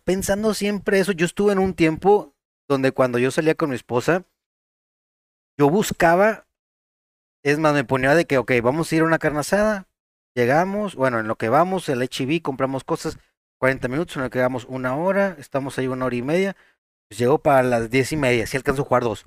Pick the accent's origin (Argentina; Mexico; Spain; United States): Mexico; Monterrey, Nuevo León; Nosotros somos de Monterrey, Nuevo León